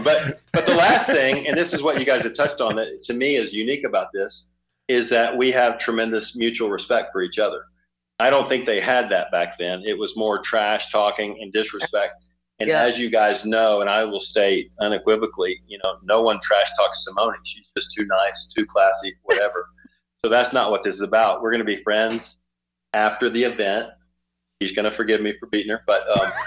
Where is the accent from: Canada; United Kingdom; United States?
United States; Texas; moved away; I'm from Texas originally